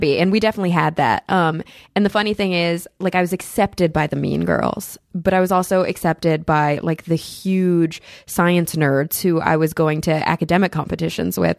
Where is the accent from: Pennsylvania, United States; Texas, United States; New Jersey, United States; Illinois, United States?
Texas, United States; Plano; moved away as an adult; also born or lived in Denton, Texas / New York; was born and raised in Plano, Texas